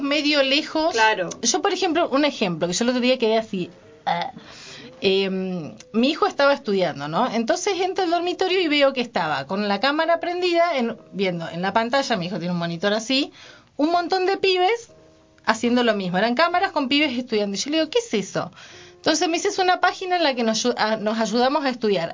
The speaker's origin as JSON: {"language": "Spanish", "town": "Senillosa", "region": "Neuquén", "country": "Argentina", "tie": "born or raised there", "also_born_or_lived": "San Juan, Argentina", "said": "pero después vivimos mucho tiempo en Cenillosa"}